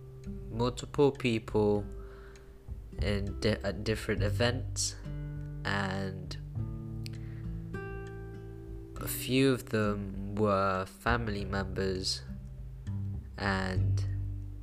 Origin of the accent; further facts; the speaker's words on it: Philippines; now in Bristol, United Kingdom; I was born in the Philippines